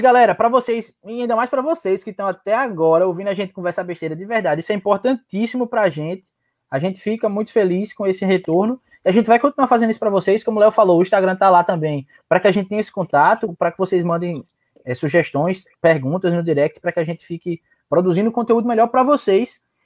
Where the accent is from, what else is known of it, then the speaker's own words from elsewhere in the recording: João Pessoa, Paraíba, Brazil; also born or lived in Petrolina / Recife / Solânea; Na, nascido em Petrolina, é, crescida ali um pouquinho em Recife, mas criada aqui em João Pessoa